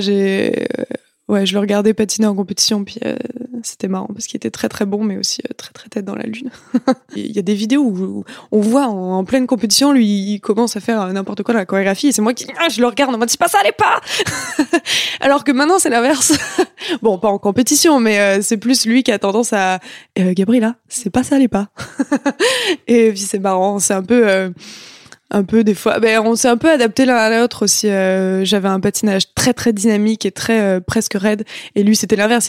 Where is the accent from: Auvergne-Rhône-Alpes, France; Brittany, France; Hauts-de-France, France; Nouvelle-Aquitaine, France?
Auvergne-Rhône-Alpes, France; Clermont-Ferrand; moved away as an adult; also born or lived in Lyon; now in Montreal, Canada; j'ai grandi en France et, et euh, j'ai grandi avec la culture française